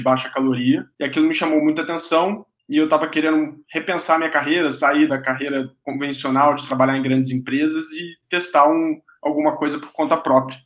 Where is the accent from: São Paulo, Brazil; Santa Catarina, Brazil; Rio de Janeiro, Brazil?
Rio de Janeiro, Brazil; interior of Rio de Janeiro state, Brazil; also born or lived in Chicago; Eu sou do interior do Rio e quando era criança, os meus pais tinham uma sorveteria, aquelas bem tradicionais de cidade pequena. Então eu cresci tomando sorvete